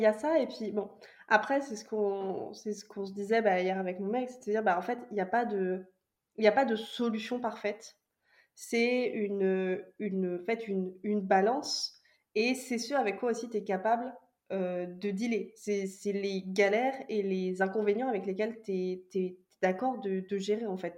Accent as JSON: {"language": "French", "area": "Vendée", "region": "Pays de la Loire", "country": "France", "also_born_or_lived": "Nantes", "said": "Je viens de Vendée, donc j'ai fait mes études à Nantes"}